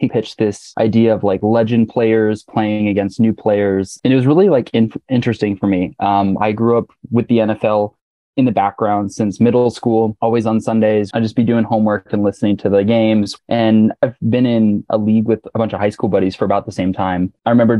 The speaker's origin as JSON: {"language": "English", "town": "Cheyenne", "region": "Wyoming", "country": "United States", "tie": "born or raised there", "also_born_or_lived": "Michigan", "moved": "as an adult", "said": "I'm from Cheyenne"}